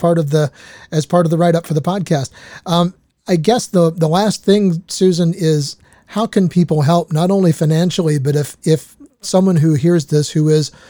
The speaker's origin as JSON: {"language": "English", "region": "Southern Indiana", "country": "United States", "tie": "born or raised there", "said": "I grew up in Southern Indiana"}